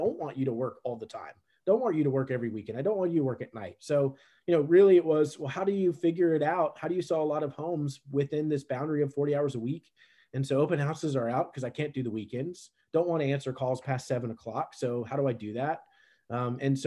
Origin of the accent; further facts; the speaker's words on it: Richmond, Virginia, United States; I grew up in Richmond, Virginia, the capital of Virginia